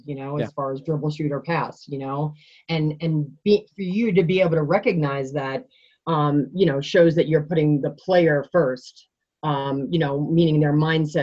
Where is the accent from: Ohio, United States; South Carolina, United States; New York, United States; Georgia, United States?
New York, United States; Long Island; now in Colorado, United States; I grew up on Long Island.